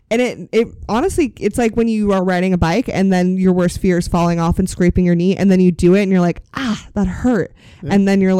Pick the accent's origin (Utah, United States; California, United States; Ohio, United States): California, United States; Sacramento; I went up there and was like, I'm from Sacramento.